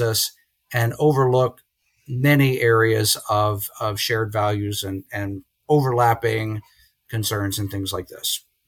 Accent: Lynchburg, Virginia, United States; moved away as an adult; also born or lived in Columbus, Ohio / Cleveland area, Ohio; now in Morgantown, United States; I'm from Lynchburg, Virginia

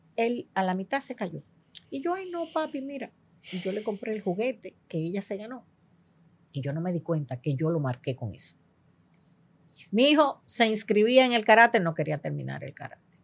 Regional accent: Dominican Republic; now in United States; Yo nací en los Estados Unidos y me crié gran parte de mi tiempo en República Dominicana, porque soy hija de padre dominicano y madre puertorriqueña

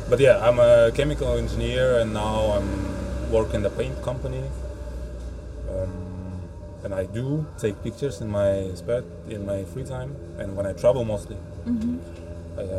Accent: Kazan, Tatarstan, Russia; moved away as an adult; now in Denmark; when I travel back home to Kazan.

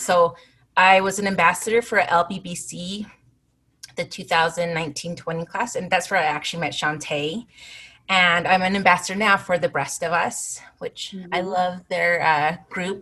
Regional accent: Salt Lake City, Utah, United States; also born or lived in Arizona / Chicago; I was born and raised here in Salt Lake, but I lived in Arizona for about 10 years and one year in Chicago.

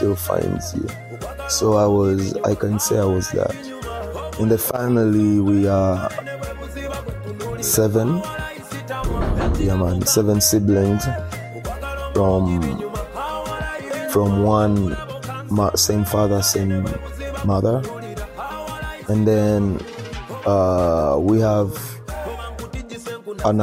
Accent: Kampala, Central Region, Uganda; moved away as an adult; also born or lived in Lewiston, Maine, United States; I grew up in Kawempe, and I spent most of my life in Kawempe.

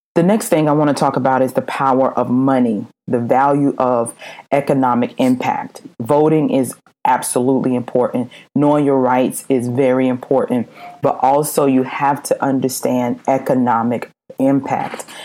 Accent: South Carolina, United States; I'm born and raised in South Carolina

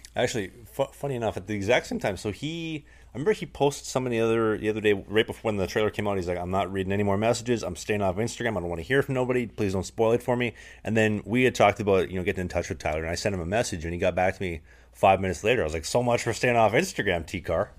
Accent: Canada; moved away; I'm actually from Canada.

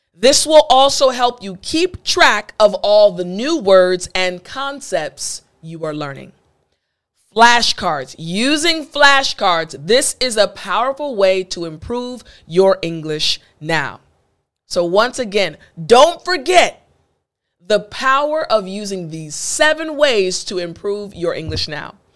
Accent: East Coast, United States; I'm from the East Coast

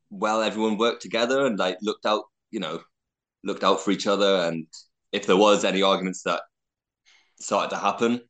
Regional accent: United Kingdom; I'm British and I'm white

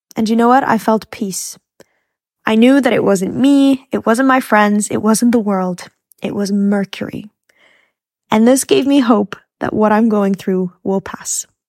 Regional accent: Egypt; I had a lot of Muslim colleagues because I grew up in Egypt

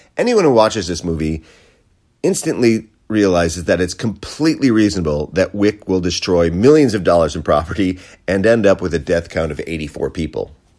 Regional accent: United States; we Americans

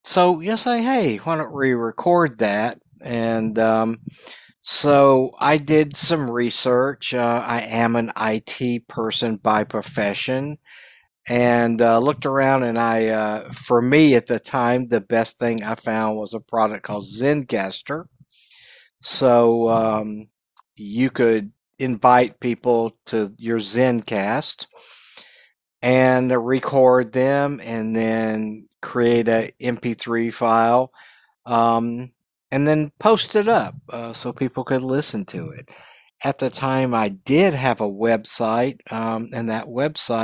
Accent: Dallas, Texas, United States; moved away as an adult; also born or lived in Southern California; I am originally from Dallas, Texas. Spent a lot of years here in Dallas and North Texas

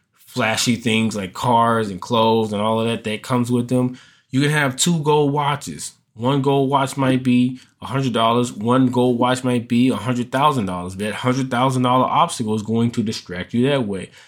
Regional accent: United States; as American men, as Black American men

